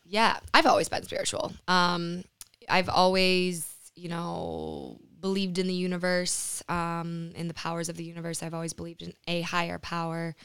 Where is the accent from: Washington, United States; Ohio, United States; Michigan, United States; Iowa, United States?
Michigan, United States; Lansing; moved away; also born or lived in New York / Costa Rica; I moved back to Michigan, back to Lansing. I'm from Lansing